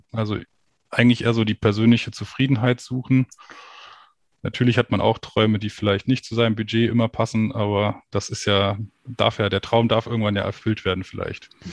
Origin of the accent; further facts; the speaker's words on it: near Peine, Lower Saxony, Germany; ich bin groß geworden genau an der Grenze zu Peine, also ich bin auch in der Schule in die Schule gegangen im Landkreis.